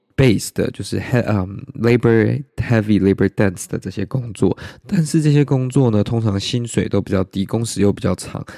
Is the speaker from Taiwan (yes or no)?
yes; Taiwan; 我台湾人